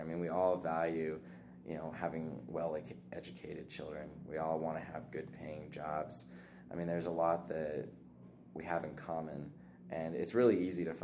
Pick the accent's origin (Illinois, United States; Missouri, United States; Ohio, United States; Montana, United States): Montana, United States; Lolo; also born or lived in Billings, Montana / Hysham, Montana; we moved over to Lolo, just south of Missoula, and I grew up there for the vast majority of my childhood, going to Lolo Elementary, then Big Sky High School